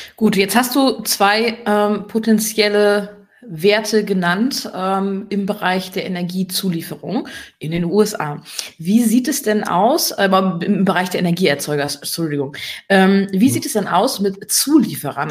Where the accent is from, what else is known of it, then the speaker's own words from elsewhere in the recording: Germany; hier bei uns in Deutschland